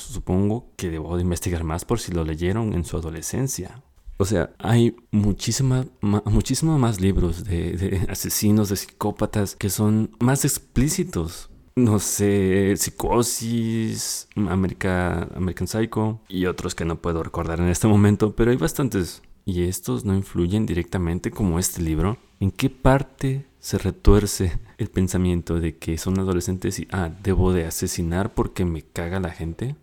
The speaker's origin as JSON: {"language": "Spanish", "country": "Mexico", "said": "Soy de México"}